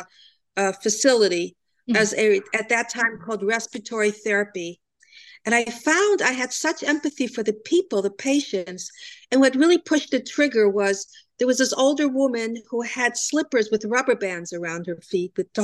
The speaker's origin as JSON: {"language": "English", "town": "Cleveland", "region": "Ohio", "country": "United States", "tie": "born or raised there", "also_born_or_lived": "Germany", "moved": "yes", "lives_now": "New Jersey, United States", "said": "I was brought up in Cleveland, Ohio."}